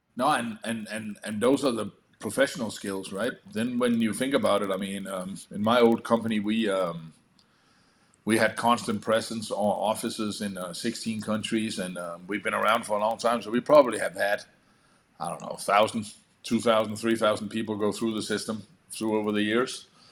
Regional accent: Denmark; moved away; I come from Europe where um, you actually have in uh, Denmark where you actually have to have an education called uh, an adult educator

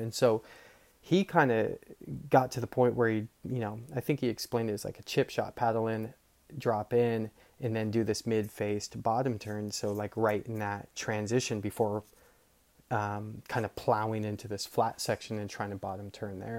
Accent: Marin, California, United States; I grew up surfing in Marin

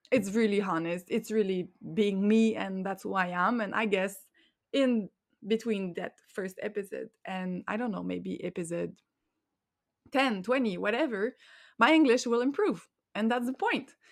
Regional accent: Montreal, Quebec, Canada; first language French; English is a second language; I am from Montreal, which is in Quebec, the French province in Canada

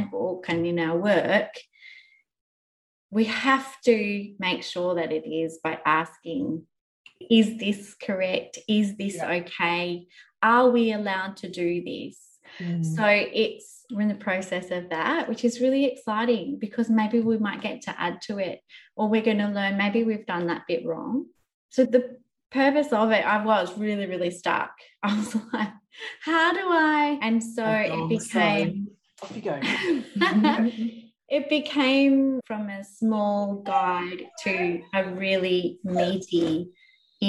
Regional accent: Australia; I get to learn as an Australian woman and as an Australian citizen

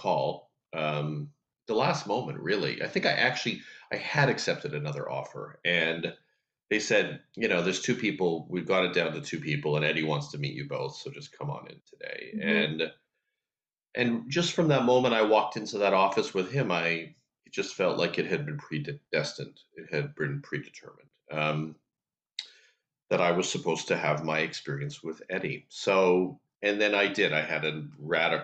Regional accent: Canada; I grew up in Canada

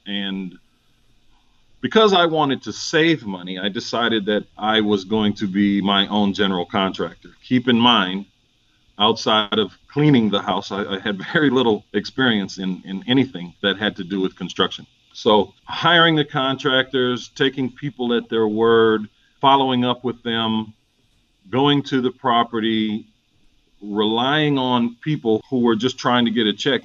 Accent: St. Paul, Minnesota, United States; moved away as an adult; now in Atlanta, United States; I'm originally from St. Paul, Minnesota. This has been home since 96 for me

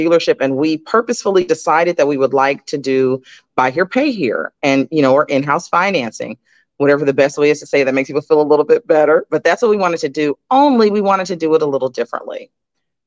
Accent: South Florida, United States; moved away as an adult; also born or lived in Oklahoma / Houston, Texas; now in Omaha, United States; I was raised in South Florida, went to school in Oklahoma, and then the railroad recruited me right out of college

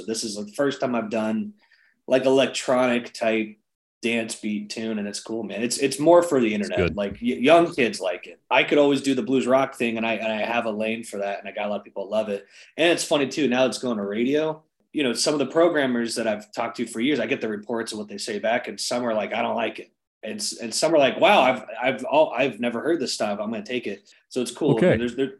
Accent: Charleston, South Carolina, United States; moved away as an adult; also born or lived in Nashville, Tennessee; I'm from Charleston, South Carolina though.

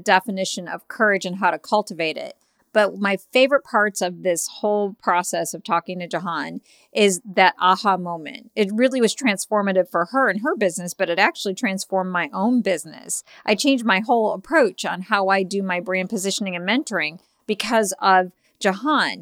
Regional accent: Chicago, Illinois, United States; I'm from Chicago

